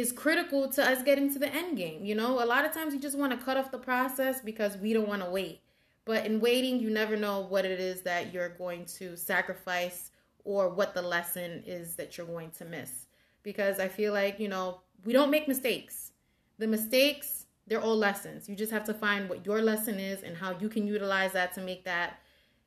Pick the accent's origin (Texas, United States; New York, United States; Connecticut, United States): New York, United States; New York City; I grew up in the South Bronx and I'm from the Hunts Point section of the Bronx.